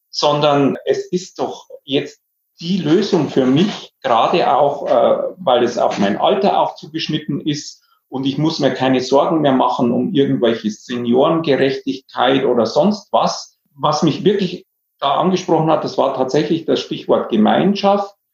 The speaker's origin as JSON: {"language": "German", "region": "Bavaria", "country": "Germany", "tie": "born or raised there", "said": "da habe ich mich eigentlich an die Oberpfalz erinnert, meine alte Heimat, und bin hier äh, zurückgekommen"}